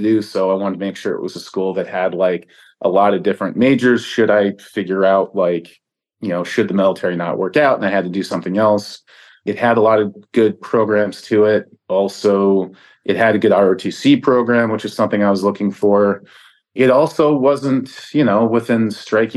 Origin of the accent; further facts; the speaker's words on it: Long Island, New York, United States; So I grew up in Long Island